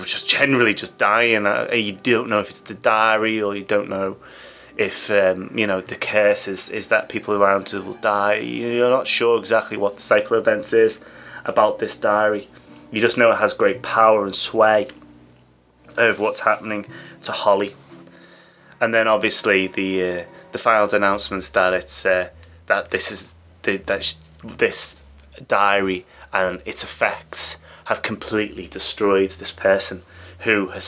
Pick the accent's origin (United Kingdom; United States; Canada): United Kingdom; England; as an Englishman